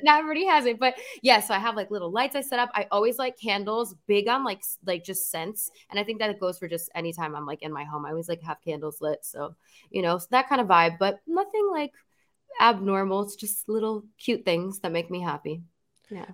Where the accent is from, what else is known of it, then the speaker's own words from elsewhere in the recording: New Jersey, United States; moved away as an adult; now in Los Angeles, United States; I grew up in New Jersey, born and raised